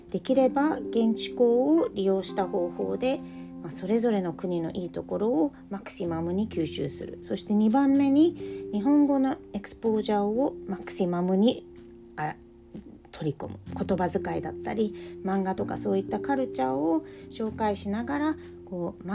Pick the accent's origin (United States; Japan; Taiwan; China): United States; moved away; 私自身は自分がアメリカで育った帰国子女で、えー、今はヨーロッパで仕事をしながら子供2人を育てています